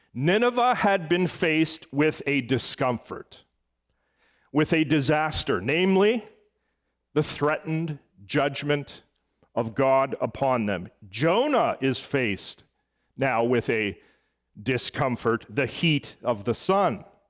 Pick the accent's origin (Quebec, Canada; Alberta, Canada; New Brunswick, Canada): Alberta, Canada; Edmonton; moved away; my hometown of Edmonton